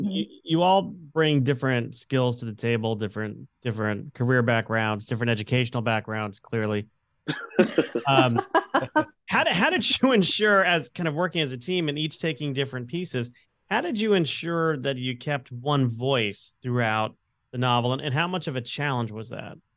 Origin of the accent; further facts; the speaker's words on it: Connecticut, United States; I'm an Irish Italian Catholic from Connecticut